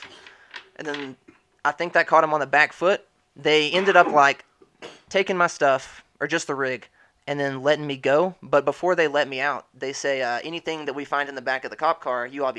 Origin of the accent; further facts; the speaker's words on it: North Alabama, United States; also born or lived in Birmingham, Alabama; now in Denver, United States; I'm from North Alabama, like 2 hours south of Nashville